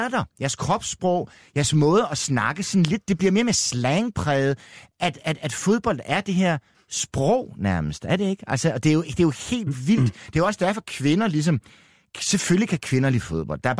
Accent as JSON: {"language": "Danish", "country": "Denmark", "said": "jeg er dansker"}